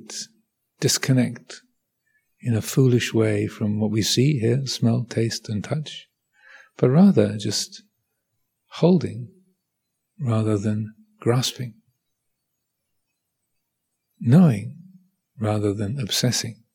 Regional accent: United Kingdom; I am British.

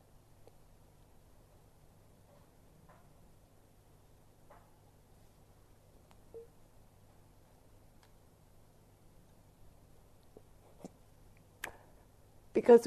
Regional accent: Texas, United States; I'm from Texas or the South

